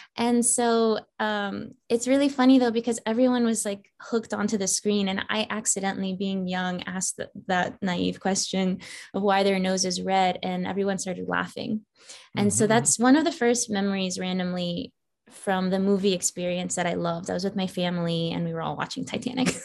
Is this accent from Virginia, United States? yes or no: yes; Falls Church, Virginia, United States; moved away as an adult; now in Los Angeles, United States; I grew up in Falls Church, Virginia. So that is in the DMV as they call it. That's DC, Maryland, Virginia. So the northern part of Virginia